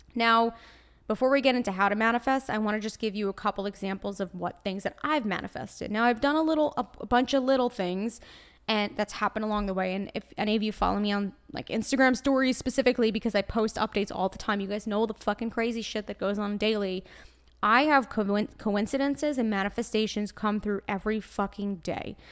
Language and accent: English; New York, United States; accent: Brooklyn; I'm a New Yorker, so naturally, it's part of my blood.